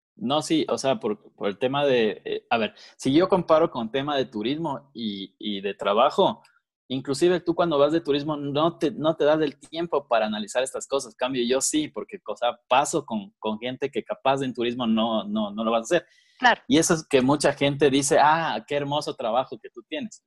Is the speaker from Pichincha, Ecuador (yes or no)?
yes; Quito, Pichincha, Ecuador; yo igual nací en Quito, eh, ecuatoriano, full ecuatoriano